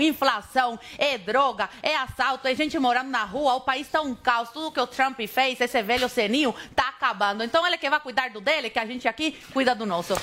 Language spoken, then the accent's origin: Portuguese; Cuba; Portuguese is a second language; now in Brazil; eu nasci em Cuba, tive o azar, infelizmente, de nascer num país como, como o meu